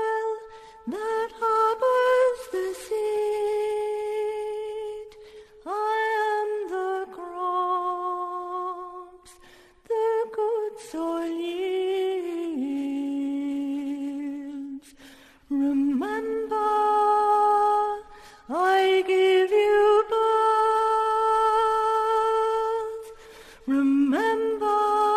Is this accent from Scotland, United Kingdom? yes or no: yes; Scotland, United Kingdom; I was born in 1964 in Scotland